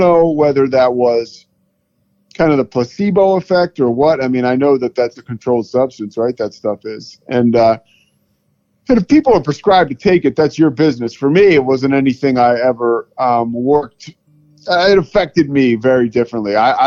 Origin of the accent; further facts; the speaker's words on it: outside of Philadelphia, Pennsylvania, United States; moved away as an adult; also born or lived in Colorado / Charlotte; now in Waco, United States; I grew up outside of Philadelphia